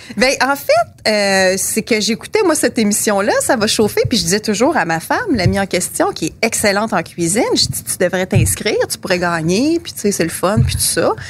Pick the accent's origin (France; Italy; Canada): Canada; Quebec City, Quebec; also born or lived in Greenfield Park, Quebec; je suis née à Greenfield Park, mais je suis arrivée à peut-être deux ans ici. donc, toute ma vie consciente a été ici à Québec.